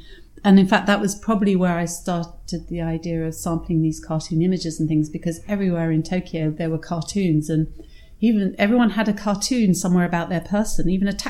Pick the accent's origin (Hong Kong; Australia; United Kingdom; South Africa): Hong Kong; I was born in Hong Kong